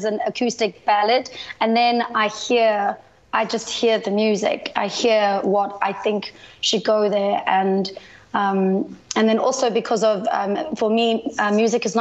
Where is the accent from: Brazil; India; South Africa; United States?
South Africa; also born or lived in United Kingdom; now in United Arab Emirates; I'm South African by birth, and then I lived in the UK for